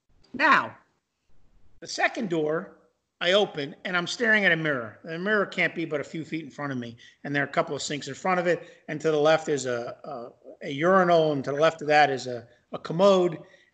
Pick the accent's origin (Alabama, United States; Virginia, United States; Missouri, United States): Missouri, United States; So I'm from Missouri, and I need to see and touch and feel.